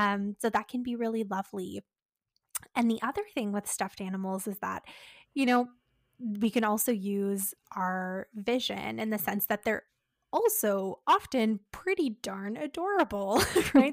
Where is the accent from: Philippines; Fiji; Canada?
Canada